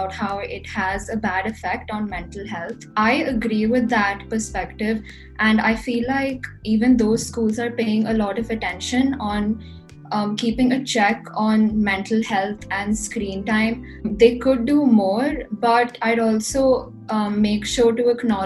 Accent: India; I'm from India.

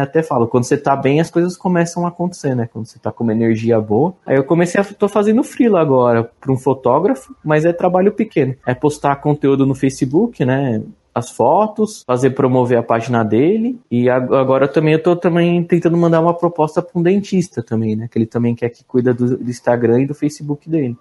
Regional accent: São Bernardo do Campo, São Paulo, Brazil; Eu sou de São Bernardo, pra você ter ideia, aqui não tem trem

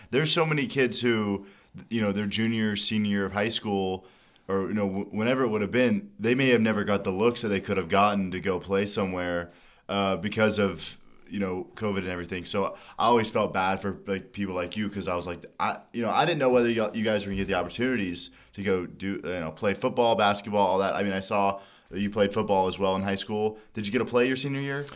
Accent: Dallas, Texas, United States; moved away as an adult; now in Lincoln, United States; I'm from Dallas

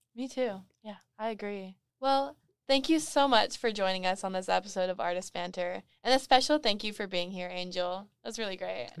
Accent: Moreno Valley, California, United States; moved away as an adult; now in Long Beach, United States; I'm also from Moreno Valley

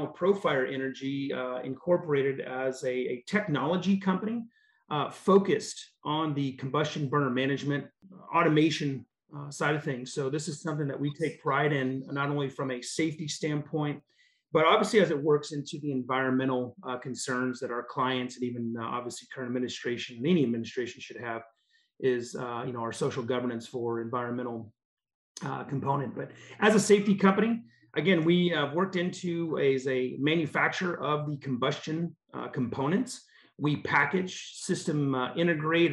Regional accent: Alaska, United States; moved away as an adult; also born or lived in Texas; Born and raised in Alaska.

